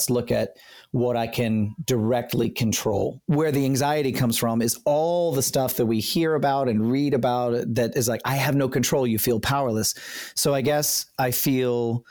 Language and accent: English; South Central Pennsylvania, United States; grew up in South Central Pennsylvania.